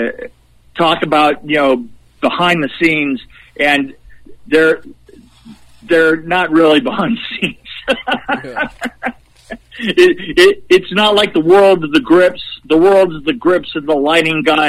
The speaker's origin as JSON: {"language": "English", "region": "West Coast", "country": "United States", "tie": "born or raised there", "moved": "as an adult", "lives_now": "Nashville area, United States", "said": "I've been a West Coast boy all my life"}